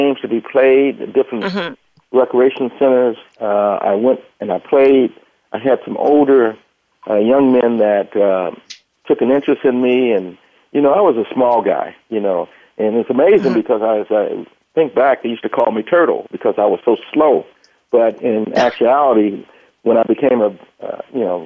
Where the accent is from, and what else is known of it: Los Angeles, California, United States; born or raised there; also born or lived in Fort Worth, Texas